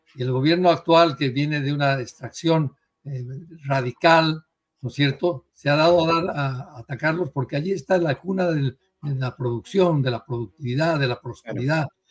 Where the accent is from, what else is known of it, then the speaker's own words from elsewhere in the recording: Santa Cruz de la Sierra, Santa Cruz, Bolivia; mi familia misma en los años 60, yo me crié en Santa Cruz, hemos migrado hacia la libertad